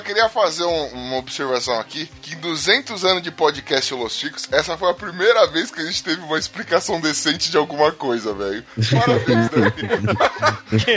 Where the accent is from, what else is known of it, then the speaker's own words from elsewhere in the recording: São Paulo, Brazil; eu ainda sou de Itaquera